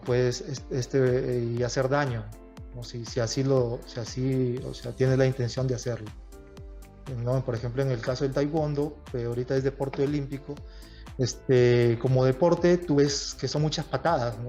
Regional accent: Tumbes, Peru; moved away as an adult; yo regresé a, a de donde soy, de Tumbes. Bueno, eh, mis padres, mi familia es de Tumbes y yo me crié en Tumbes

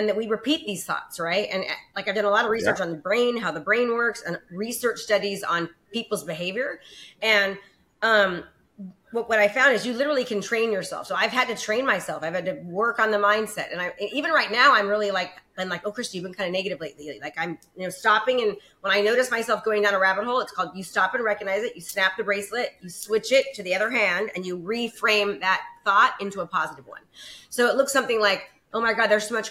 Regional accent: Concord, California, United States; also born or lived in Antioch, California / Brentwood, California; now in Discovery Bay, United States; In the Bay Area. I was raised in Concord, California

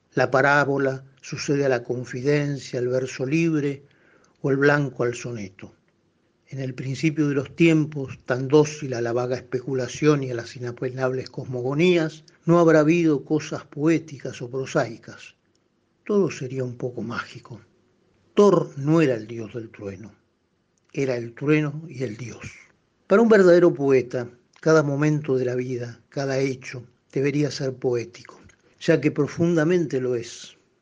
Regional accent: Buenos Aires, Argentina; yo soy porteño

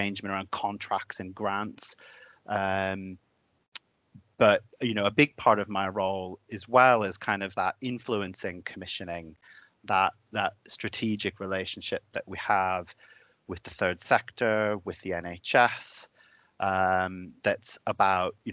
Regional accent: United States; also born or lived in Lincolnshire / Doncaster / Wakefield; now in Leeds, United Kingdom; in America, where I'm from. So if anyone spots my odd accent, that will be why

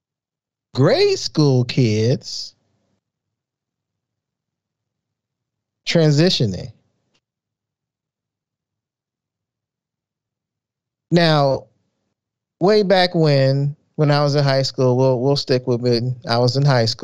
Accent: Chicago, Illinois, United States; growing up in South Side of Chicago

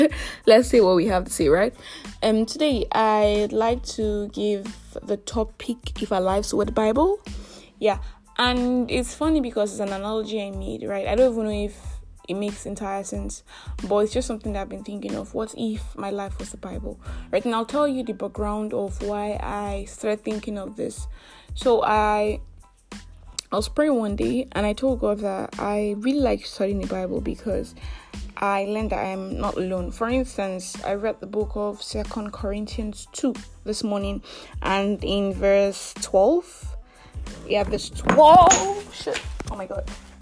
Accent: Nigeria; I'm that Nigerian Christian talkaholic

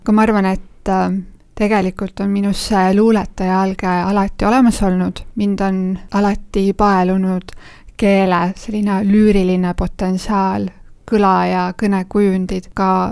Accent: Jõgeva County, Estonia; ma olen maal sündinud ja kasvanud ning elan praegugi Jõgevamaa metsade keskel.

